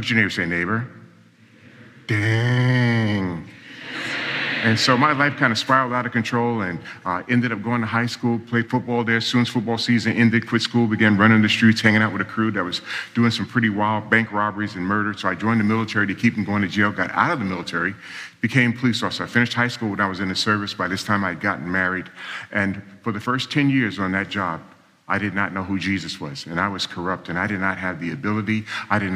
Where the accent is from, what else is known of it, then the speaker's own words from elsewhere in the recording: New York City, New York, United States; I was born and raised in New York City, and I grew up in a real dysfunctional family.